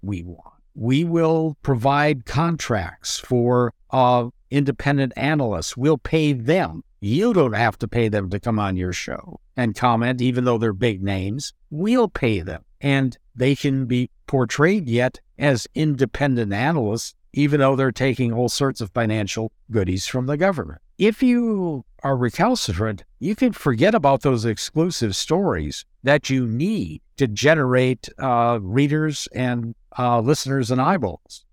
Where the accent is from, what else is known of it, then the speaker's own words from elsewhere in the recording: United States; I'm an American